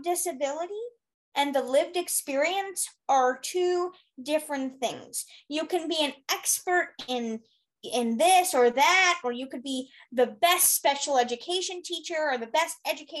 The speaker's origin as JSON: {"language": "English", "region": "New York", "country": "United States", "also_born_or_lived": "Arizona", "moved": "as an adult", "said": "I'm from New York and I moved to go to school"}